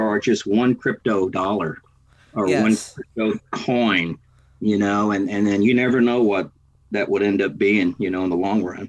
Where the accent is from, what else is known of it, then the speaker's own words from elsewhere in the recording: Texas, United States; now in Oakland, United States; I'm a Texan.